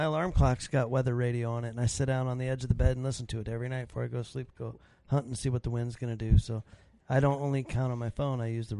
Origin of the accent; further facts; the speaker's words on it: West Virginia, United States; I'm from West Virginia.